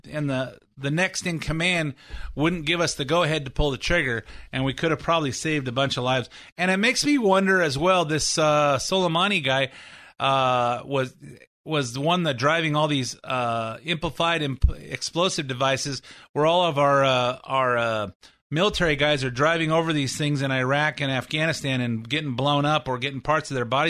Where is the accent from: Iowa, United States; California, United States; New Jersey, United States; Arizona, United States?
California, United States; as a Californian